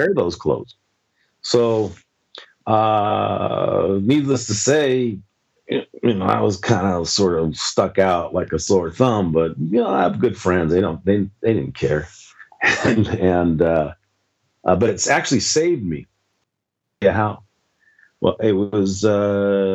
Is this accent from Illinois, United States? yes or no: no; Los Angeles, California, United States; moved away; I grew up in Venice, California.